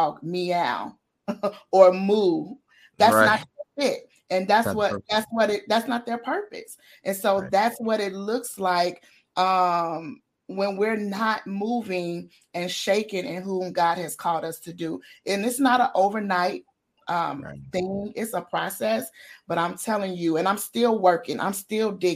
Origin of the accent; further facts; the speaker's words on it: Chicago, Illinois, United States; moved away as an adult; now in Bloomington, United States; I'm from Chicago, but I live 2 hours south in Bloomington, a town called Bloomington, Illinois